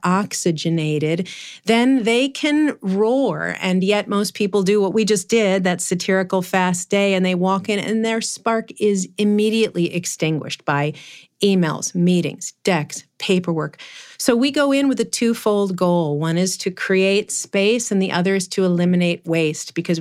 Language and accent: English; New York City, New York, United States; I grew up in Manhattan